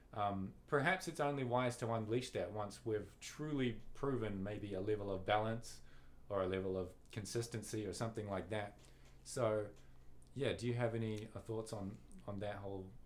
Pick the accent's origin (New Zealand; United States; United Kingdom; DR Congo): New Zealand; we're, we're casting from New Zealand